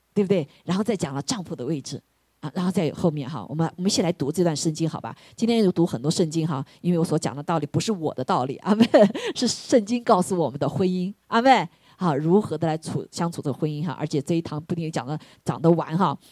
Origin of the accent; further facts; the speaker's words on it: China; moved away as an adult; now in United States; 我们在这个中国长大的